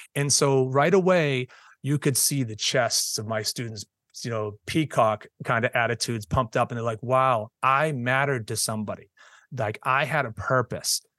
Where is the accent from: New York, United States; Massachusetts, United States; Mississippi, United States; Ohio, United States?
Massachusetts, United States; Boston; moved away as an adult; now in South Shore, Massachusetts, United States; I was born and raised in Boston, went to Boston Public Schools